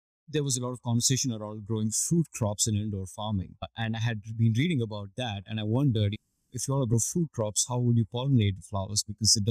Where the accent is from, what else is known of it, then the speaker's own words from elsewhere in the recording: India; now in Singapore; I was born and raised in India